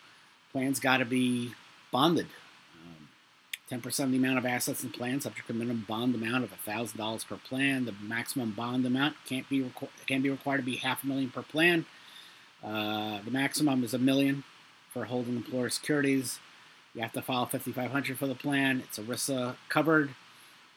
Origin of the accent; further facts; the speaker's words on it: New York City, New York, United States; I'm from Brooklyn. I lived in a household with a lot of stress